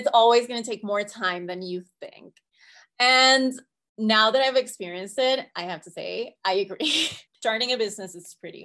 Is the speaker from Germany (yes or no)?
no; Colombia; English is a second language; moved away as an adult; now in United States; I was born in Colombia. So I was on a student visa